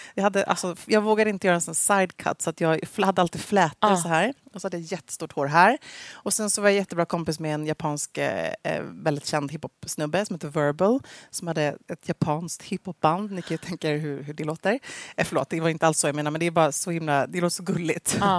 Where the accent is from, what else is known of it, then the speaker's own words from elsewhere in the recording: Gävle, Gävleborg County, Sweden; jag växte upp då i Gävle hos uh, min härliga familj